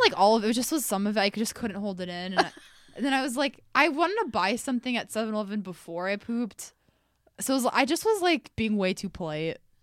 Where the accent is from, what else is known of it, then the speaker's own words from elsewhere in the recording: Iowa, United States; I'm from Iowa